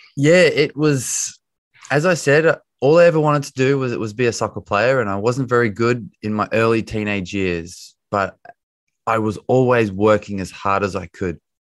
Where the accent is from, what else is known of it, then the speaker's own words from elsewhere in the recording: Bathurst, New South Wales, Australia; also born or lived in United States; now in London, United Kingdom; I am Australian. I grew up in Australia. I live in London these days